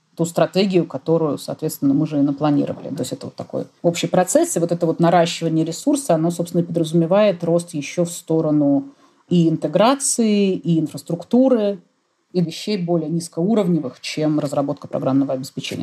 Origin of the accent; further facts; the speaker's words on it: Russia; я выросла в России